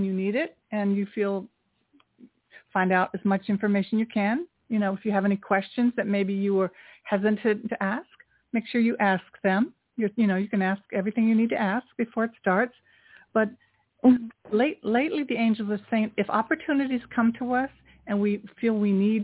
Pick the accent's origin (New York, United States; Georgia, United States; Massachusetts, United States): New York, United States; I'm from New York too